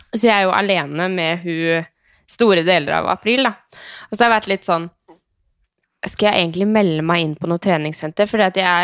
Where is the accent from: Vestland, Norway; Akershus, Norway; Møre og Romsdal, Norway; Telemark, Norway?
Telemark, Norway; Skien; now in Oslo, Norway; hjemme i Skien